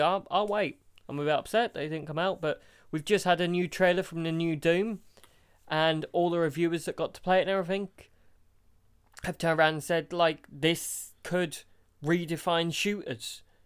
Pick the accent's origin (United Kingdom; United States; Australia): United Kingdom; we're British